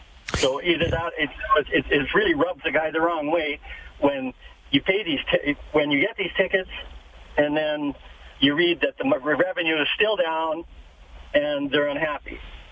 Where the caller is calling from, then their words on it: Edmonton, Alberta, Canada; I'm calling from Edmonton.